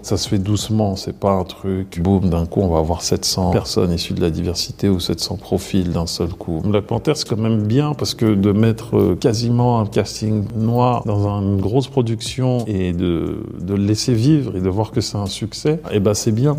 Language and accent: French; Maisons-Alfort, Île-de-France, France; also born or lived in Cameroon (parents' origin); Je viens de Maison Alfort.